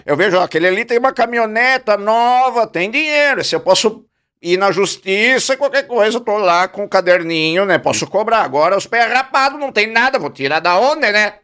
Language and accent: Portuguese; Carlos Barbosa, Rio Grande do Sul, Brazil; Eu sou de Carlos Barbosa, mais precisamente do distrito de Arco Verde. É lá que eu resido lá com a minha família